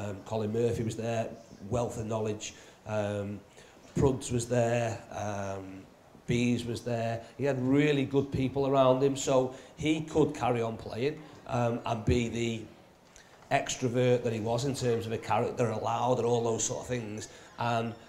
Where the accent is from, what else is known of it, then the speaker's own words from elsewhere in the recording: Chester, North West England, United Kingdom; I was born in Chester